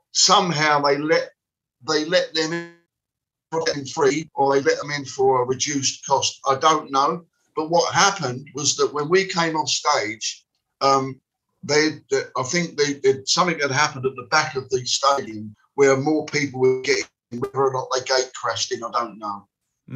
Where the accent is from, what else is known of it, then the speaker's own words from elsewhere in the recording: London, United Kingdom; I come from West Ham